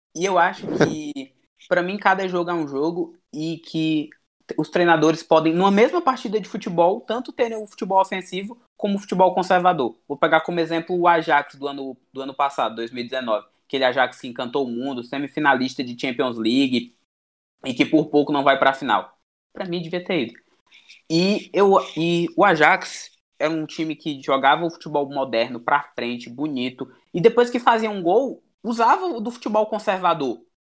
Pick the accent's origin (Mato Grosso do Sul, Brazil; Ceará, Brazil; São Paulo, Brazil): Ceará, Brazil; a gente somos aqui do Ceará